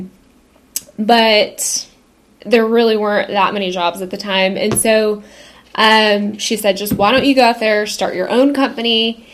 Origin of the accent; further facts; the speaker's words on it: Fort Worth, Texas, United States; grew up together in Fort Worth.